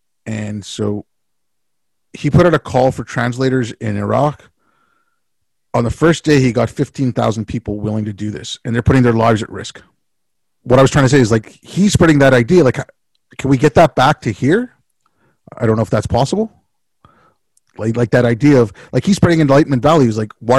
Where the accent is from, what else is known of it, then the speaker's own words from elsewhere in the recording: India; born there; it's just because I was born in India and my family had been in India for a few generations